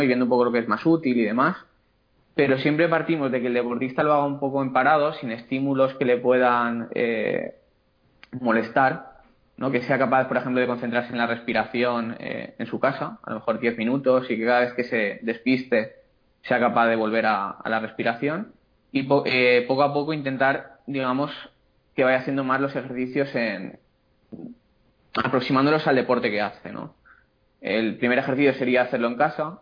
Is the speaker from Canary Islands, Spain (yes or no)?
no; Castellón de la Plana, Valencian Community, Spain; soy de Castellón, tengo la consulta aquí en, Castellón